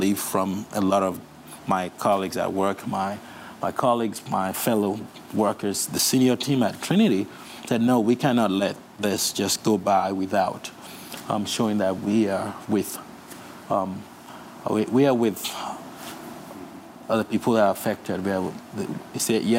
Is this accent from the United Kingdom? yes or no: no; Nigeria; moved away; also born or lived in Russia; I'm from Nigeria